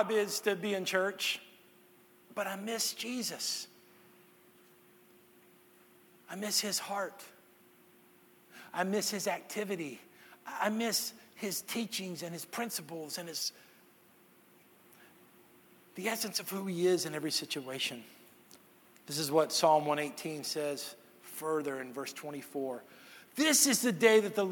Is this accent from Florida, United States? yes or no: no; Texas, United States; moved away; I'm from Texas